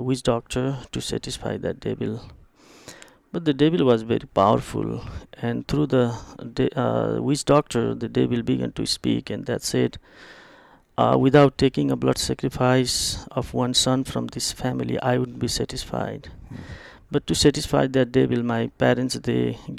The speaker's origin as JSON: {"language": "English", "region": "eastern Nepal", "country": "Nepal", "tie": "born or raised there", "also_born_or_lived": "Kathmandu, Nepal", "second_language": "English", "moved": "yes", "said": "I born and grew up in the very remote village"}